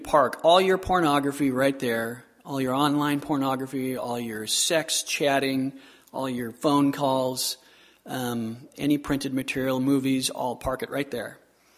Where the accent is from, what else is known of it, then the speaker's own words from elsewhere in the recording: Southern California, United States; I grew up in Southern California